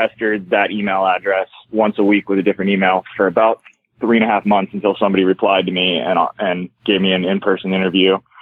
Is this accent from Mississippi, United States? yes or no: no; near Irvine, California, United States; moved away as an adult; also born or lived in Los Angeles, California; that's the improv closest to my hometown